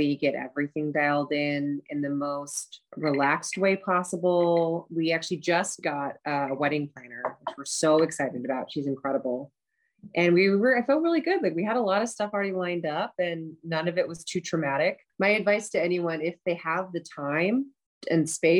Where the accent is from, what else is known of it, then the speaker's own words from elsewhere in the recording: Seattle, Washington, United States; now in Glendale, United States; I'm from Seattle